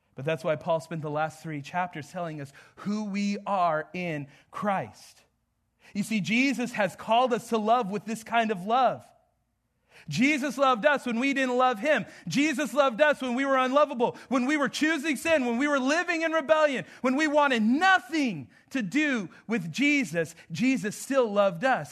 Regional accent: Southwest, United States; moved away; I'm from the Southwest, but I am not from the South here

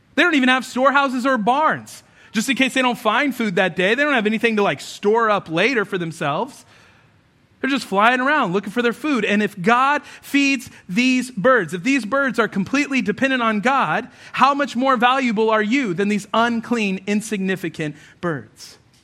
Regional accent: United States; we think of ourselves as Americans

